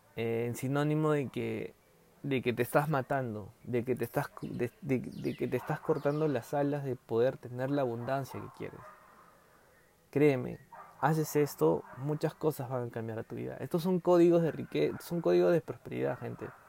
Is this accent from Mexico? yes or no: no; Peru; ahorita estamos en Perú porque somos peruanos